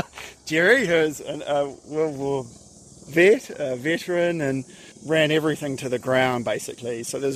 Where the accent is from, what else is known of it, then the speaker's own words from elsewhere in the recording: Christchurch, Canterbury, New Zealand; When I grew up here in the 70s